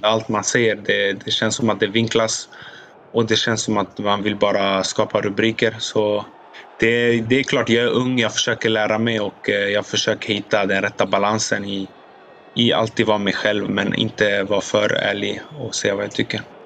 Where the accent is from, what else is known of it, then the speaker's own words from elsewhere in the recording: Sweden; now in Italy; som svensk